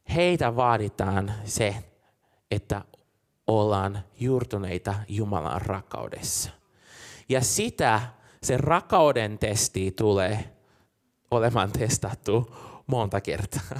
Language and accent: Finnish; Brazil; now in Helsinki, Finland; mä oon Brasiliasta kotoisin